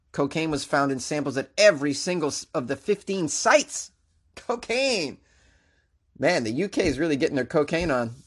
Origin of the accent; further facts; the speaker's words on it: Massachusetts, United States; moved away; I'm originally from Mass